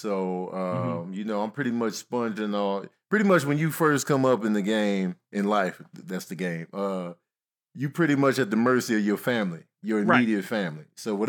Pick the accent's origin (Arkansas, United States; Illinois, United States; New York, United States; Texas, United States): Illinois, United States; Chicago; And growing up in Chicago, we listening to everybody.